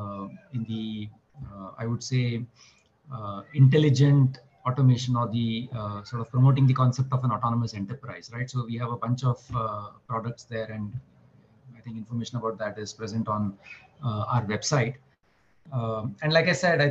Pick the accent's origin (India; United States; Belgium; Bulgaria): India; Mumbai, Maharashtra; born and brought up in Mumbai.